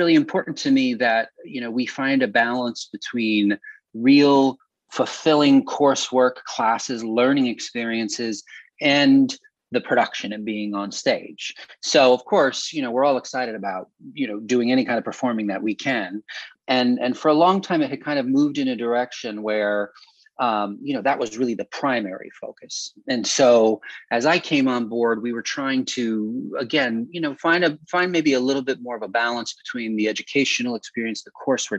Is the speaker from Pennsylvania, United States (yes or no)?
yes; Northeastern Pennsylvania, United States; moved away; I'm from Northeastern Pennsylvania, and so it also feels like a little bit of a return to home every summer